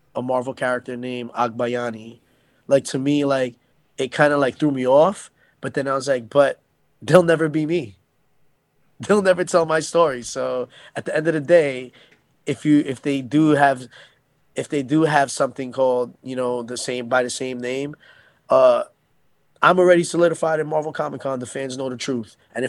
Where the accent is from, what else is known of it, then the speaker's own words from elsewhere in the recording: United States; Like I didn't feel like, because I'm Filipino-American, so for me, I felt like that would be good for Filipino-Americans and non-Filipinos